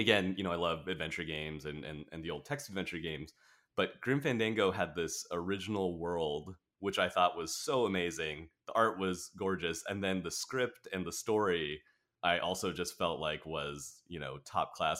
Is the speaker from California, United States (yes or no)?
yes; Orange County, Southern California, United States; also born or lived in Riverside, California; mostly in Orange County is, um, where I've spent most of my life